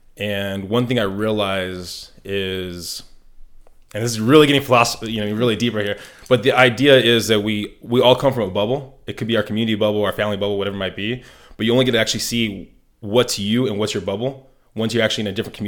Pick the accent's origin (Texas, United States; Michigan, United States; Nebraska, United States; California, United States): California, United States; San Diego; born there; So I was born in San Diego, moved around a lot, went to boarding school, and then went to high school here, went to college up in the Bay Area, lived overseas, came back